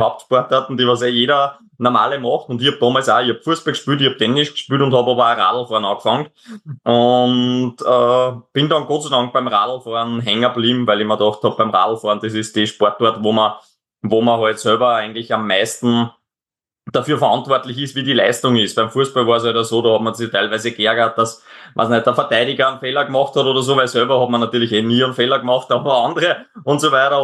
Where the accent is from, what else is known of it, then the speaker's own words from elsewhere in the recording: Austria; bei uns in Österreich